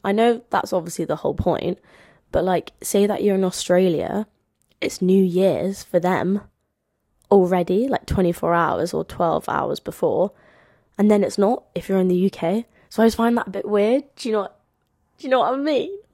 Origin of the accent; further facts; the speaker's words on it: London, United Kingdom; as you can tell from my accent, um, I'm from London